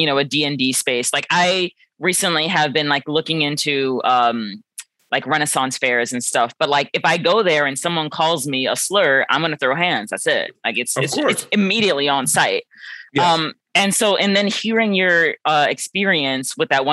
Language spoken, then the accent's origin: English; New York, United States; moved away as an adult; now in Bryn Mawr, United States; I'm from New York, in specifically the Bronx, but I just moved to Pennsylvania.